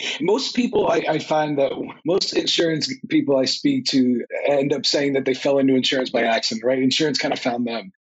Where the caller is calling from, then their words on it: New Jersey, United States; I'm calling in from northern New Jersey, where it's not as warm as Austin is.